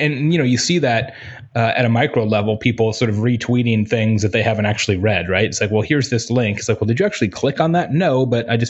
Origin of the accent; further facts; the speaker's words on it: Arizona, United States; moved away; I grew up in Arizona